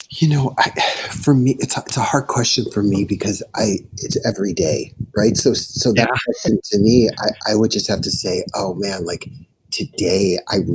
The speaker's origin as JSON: {"language": "English", "town": "Chicago", "region": "Illinois", "country": "United States", "said": "I'm from Chicago"}